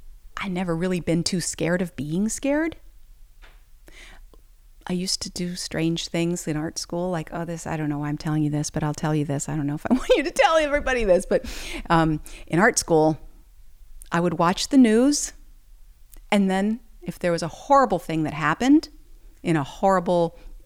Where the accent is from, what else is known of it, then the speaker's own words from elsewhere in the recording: Ohio, United States; moved away as an adult; also born or lived in Chicago; now in New Orleans, United States; I grew up in Ohio in the Amish country and went to the School of the Art Institute in Chicago for a couple of years and then went back to the farm and stayed there for a while.